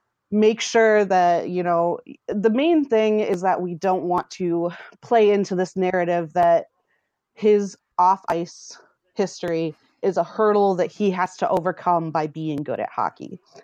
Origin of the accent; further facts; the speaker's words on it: Michigan, United States; So I grew up in Michigan. So hockey is everywhere in Michigan. I'm from a very small town.